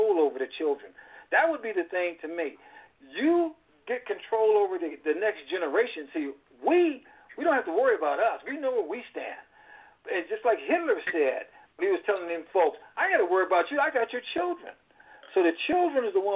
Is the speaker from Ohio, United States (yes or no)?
no; California, United States; when I grew up in California in the 50s